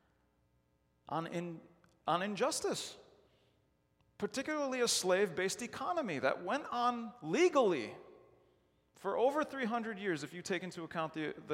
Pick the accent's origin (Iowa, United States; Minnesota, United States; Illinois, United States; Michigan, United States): Illinois, United States; Chicago; I grew up in Chicago